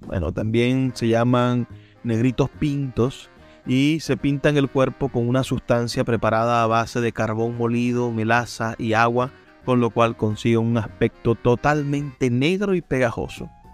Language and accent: Spanish; Maracaibo, Zulia, Venezuela; aunque estoy en el Zulia, aunque soy de Maracaibo